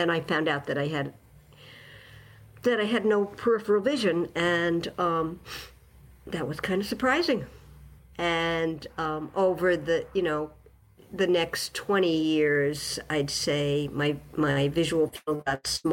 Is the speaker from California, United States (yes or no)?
no; New York City, New York, United States; moved away as an adult; also born or lived in Western Massachusetts; now in Massachusetts, United States; I grew up in New York City